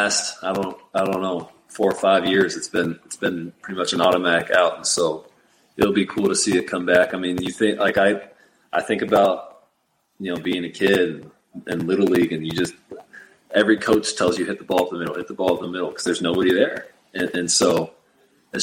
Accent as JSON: {"language": "English", "town": "Portland", "region": "Oregon", "country": "United States", "tie": "born or raised there", "said": "Where we grew up in Portland, Oregon"}